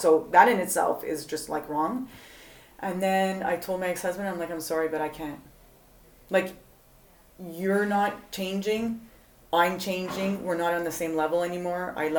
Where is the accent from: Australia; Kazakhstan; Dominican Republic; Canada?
Canada; Montreal, Quebec; moved away; I'm originally from Canada, Montreal.